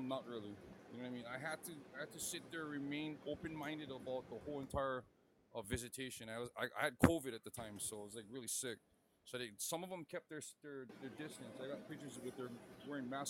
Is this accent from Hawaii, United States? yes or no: yes; Hawaii, United States; I grew up in Hawaii, like my whole life